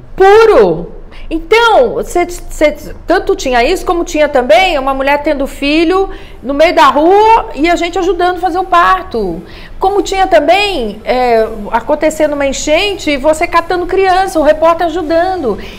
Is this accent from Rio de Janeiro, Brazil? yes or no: yes; Campos dos Goytacazes, Rio de Janeiro, Brazil; eu sou de Campos dos Goitacazes